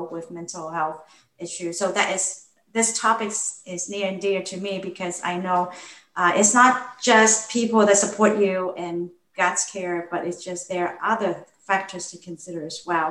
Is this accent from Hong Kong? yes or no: yes; Hong Kong; moved away; I grew up in Hong Kong, and more specifically, not the Hong Kong that most people picture in their postcard. I grew up in a government housing project.